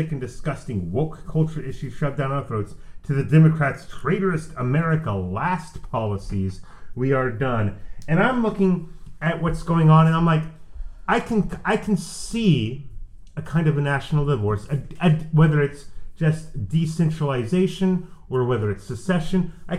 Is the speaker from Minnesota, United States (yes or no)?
yes; Minnesota, United States; I am Minnesotan. I am not the same as New Yorker.